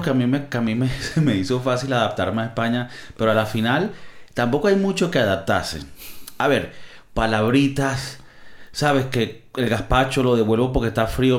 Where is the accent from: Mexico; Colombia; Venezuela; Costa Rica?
Venezuela; now in Spain; yo que vengo de Venezuela, porque nosotros no comemos comida de mar en Navidad